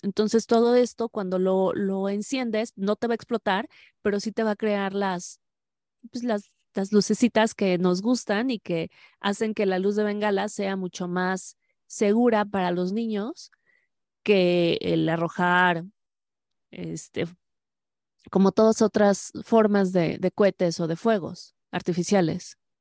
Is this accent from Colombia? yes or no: no; Mexico; lo maravilloso de México es que aquí decimos